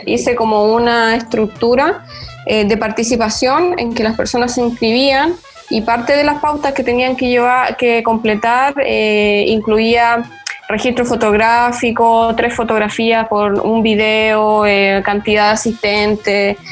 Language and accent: Spanish; Valparaíso, Chile; moved away as an adult; now in Barcelona, Spain; yo soy porteña, pero vivo en Barcelona hace